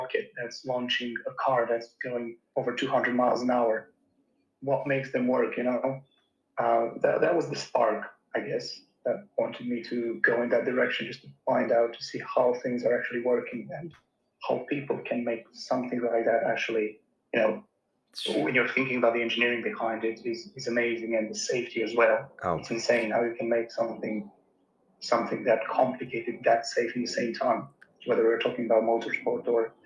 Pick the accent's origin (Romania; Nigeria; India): Romania; moved away as an adult; now in United Kingdom; I grew up in Romania